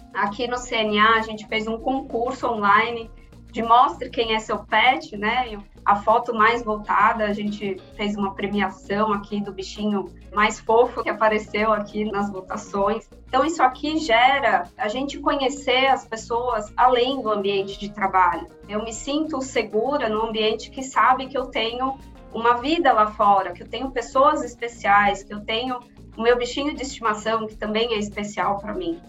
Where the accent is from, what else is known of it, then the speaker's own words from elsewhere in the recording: São Paulo, Brazil; nascida e criada aqui em São Paulo